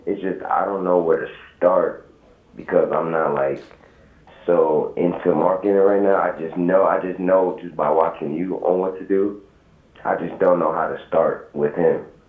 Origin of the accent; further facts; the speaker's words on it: New York, United States; New York.